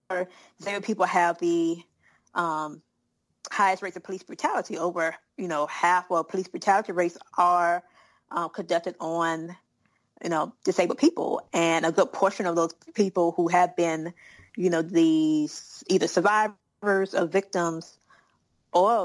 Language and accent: English; South Carolina, United States; I'm a Southerner. I'm from South Carolina